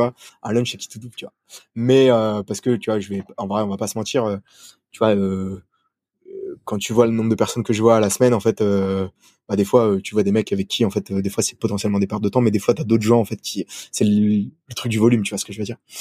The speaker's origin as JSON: {"language": "French", "country": "France", "also_born_or_lived": "Sydney, Australia", "moved": "as an adult", "lives_now": "Hong Kong", "said": "je suis français"}